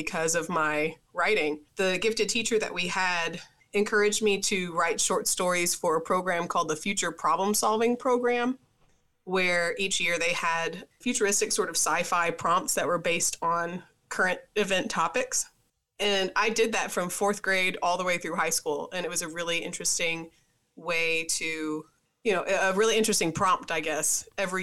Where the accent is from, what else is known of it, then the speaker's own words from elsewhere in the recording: Tennessee, United States; I'm from Tennessee.